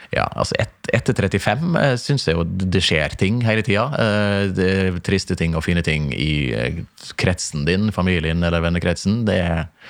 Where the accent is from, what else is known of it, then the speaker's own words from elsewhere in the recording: Stranda, Møre og Romsdal, Norway; moved away; oppveksten på Stranda